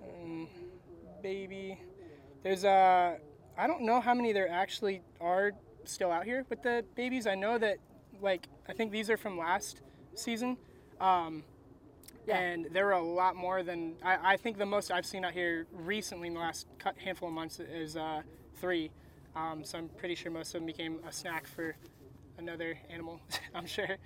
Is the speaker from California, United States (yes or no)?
no; Crystal River, Florida, United States; now in Ocala, United States; I grew up in Crystal River.